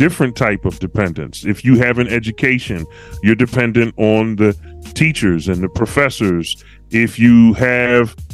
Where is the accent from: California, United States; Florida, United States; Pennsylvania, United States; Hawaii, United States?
Pennsylvania, United States; Philadelphia; now in Walla Walla, United States; I'm from Philly, baby